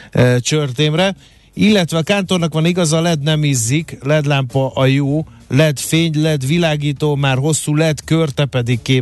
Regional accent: Hungary; mindegy, magyar vagyok, megértem a mamámat

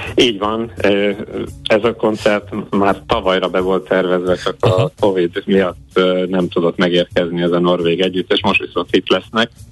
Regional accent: Veszprém, Veszprém County, Hungary; veszprémiek, én is itt születtem, és itt is élünk a családommal

